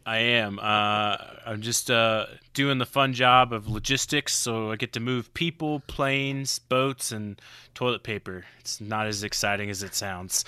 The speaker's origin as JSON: {"language": "English", "region": "Oklahoma", "country": "United States", "tie": "born or raised there", "also_born_or_lived": "Florida Keys", "moved": "as an adult", "lives_now": "Colorado, United States", "said": "I'm originally from Oklahoma. I left Oklahoma at eighteen"}